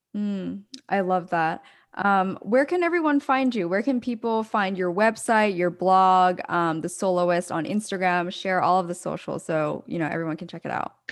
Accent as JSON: {"language": "English", "region": "Pennsylvania", "country": "United States", "tie": "born or raised there", "said": "I'm from, uh, outside, like an hour outside of Philadelphia, so, um, grew up on the East Coast"}